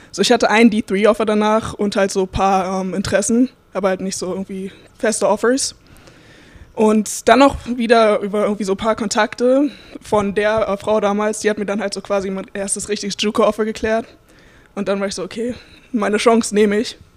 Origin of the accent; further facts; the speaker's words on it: Berlin, Germany; now in United States; ähm, ich komme aus Berlin. Wie gesagt, ich spiele jetzt hier an der Missouri Southern State University und ich habe mit acht Jahren in Berlin halt mit dem Basketball angefangen